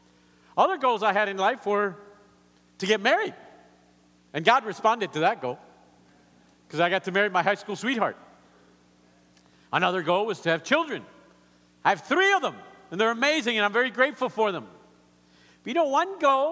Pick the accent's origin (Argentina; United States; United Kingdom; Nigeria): Argentina; English is a second language; moved away; also born or lived in Colombia; growing up in Argentina